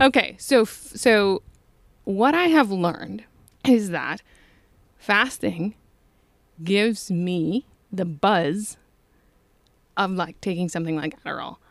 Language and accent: English; Toledo, Ohio, United States; I grew up in Toledo